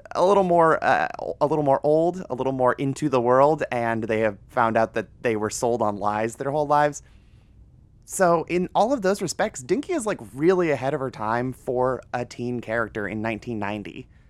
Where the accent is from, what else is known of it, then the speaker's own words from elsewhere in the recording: Northern Ohio, United States; moved away; this is like a forty-five minute drive from my hometown. So, it's, it's just Northern Ohio doing Northern Ohio things